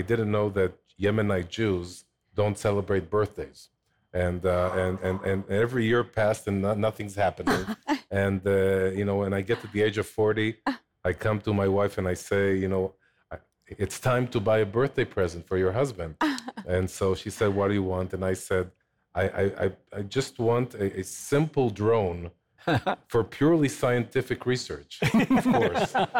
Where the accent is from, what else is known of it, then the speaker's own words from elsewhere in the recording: Jerusalem, Jerusalem District, Israel; moved away as an adult; also born or lived in Samaria; now in Ofra; I grew up in Jerusalem